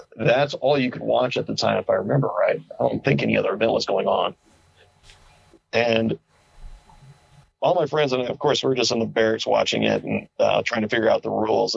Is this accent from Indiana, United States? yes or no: yes; Indiana, United States; also born or lived in Ohio; now in Albuquerque, United States; I'm from Indiana originally